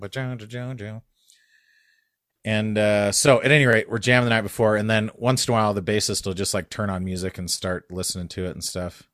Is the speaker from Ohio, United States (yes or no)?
no; New Mexico, United States; moved away; I grew up in New Mexico